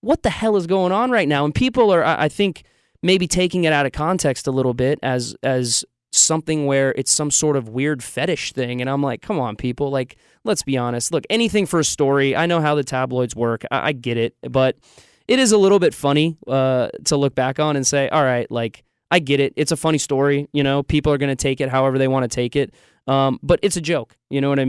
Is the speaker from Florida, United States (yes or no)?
yes; Orlando, Florida, United States; moved away as an adult; now in Nashville, United States; I'm from Orlando